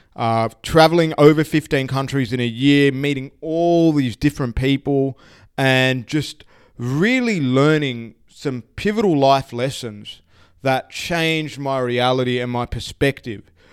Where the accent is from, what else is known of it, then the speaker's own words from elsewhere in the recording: Sydney, New South Wales, Australia; I grew up in Sydney, spent most of my life